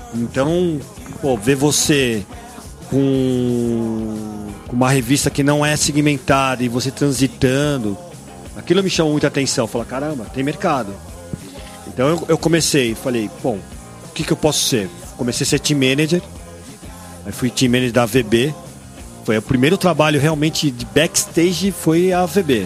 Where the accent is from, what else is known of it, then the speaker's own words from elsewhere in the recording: Brazil; sou brasileiro